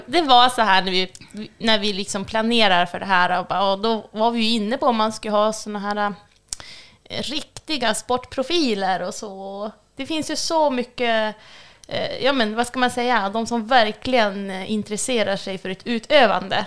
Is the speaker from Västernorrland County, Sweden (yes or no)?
yes; Björna, Västernorrland County, Sweden; jag är uppvuxen i Björna